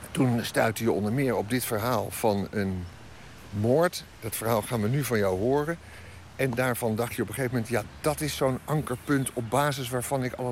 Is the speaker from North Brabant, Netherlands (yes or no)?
no; The Hague, South Holland, Netherlands; daar ging je als Hagenees, als kind, naartoe.